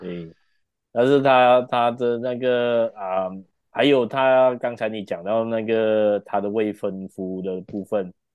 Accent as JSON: {"language": "Chinese", "country": "Malaysia", "said": "我们马来西亚人"}